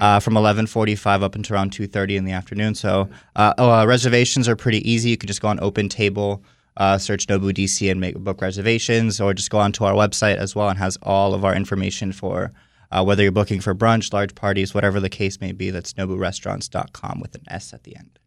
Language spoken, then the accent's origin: English; Miami, Florida, United States; moved away as an adult; now in Washington, D.C., United States; I'm born and raised in Miami, but my background is Brazilian